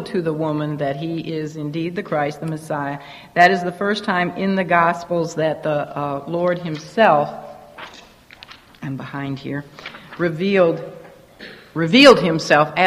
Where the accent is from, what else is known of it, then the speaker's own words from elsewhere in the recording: United States; growing up in America